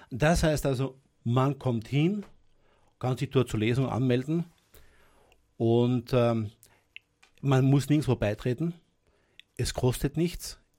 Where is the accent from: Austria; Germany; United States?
Austria; Innsbruck, Tyrol; moved away as an adult; now in Styria, Austria; Eigentlich bin ich ja kein Grazer, ich bin ein Innsbrucker. Ich habe damals in, in Innsbruck einen gewissen Bekanntheitsgrad gehabt als Literat. Ich bin dann im Jahr 95 übersiedelt in die Steiermark